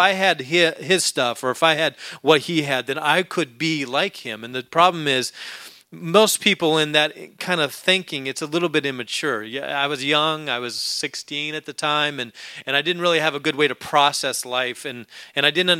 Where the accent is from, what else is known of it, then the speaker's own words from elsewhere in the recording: Alaska, United States; moved away; When I was a young boy growing up in Alaska